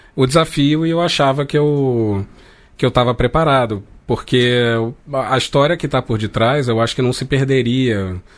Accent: Rio de Janeiro, Brazil; eu nasci de classe média, nasci no Rio de Janeiro, é, o português que eu falo uhum. é esse

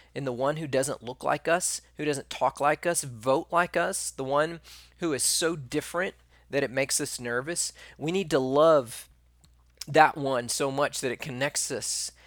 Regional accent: East Texas, United States; I can't say rural because I'm from East Texas.

